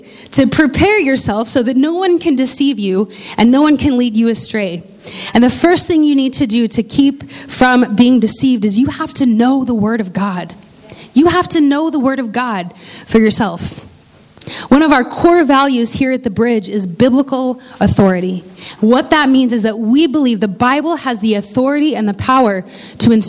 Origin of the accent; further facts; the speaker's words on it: Indiana, United States; I grew up in Indiana